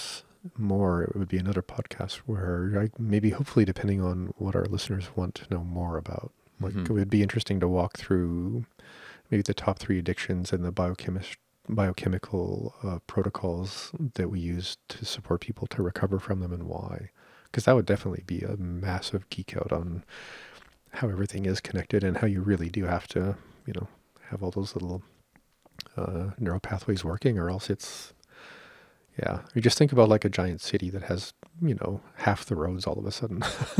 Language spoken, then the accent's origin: English; Canada